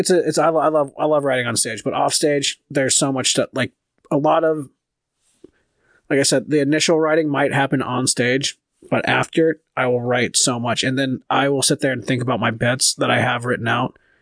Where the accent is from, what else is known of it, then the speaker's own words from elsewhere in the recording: California, United States; now in Minnesota, United States; I'm from California, too